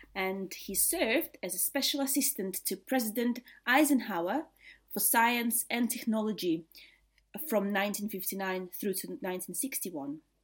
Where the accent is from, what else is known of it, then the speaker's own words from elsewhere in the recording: Riga, Latvia; moved away as an adult; now in England, United Kingdom; I'm originally from Latvia. I was born in Riga, uh, which is the capital of Latvia, and lived there until I was twenty-four